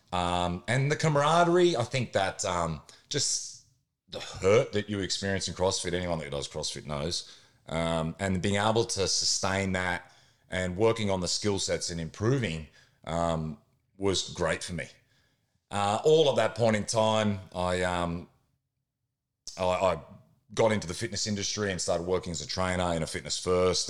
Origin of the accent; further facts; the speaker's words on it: Queensland, Australia; I grew up in Queensland